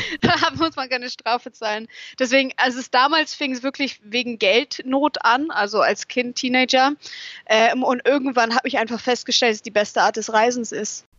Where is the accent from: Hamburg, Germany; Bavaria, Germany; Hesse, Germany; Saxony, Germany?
Bavaria, Germany; Munich; moved away; also born or lived in England; um München herum, um meine Heimat herum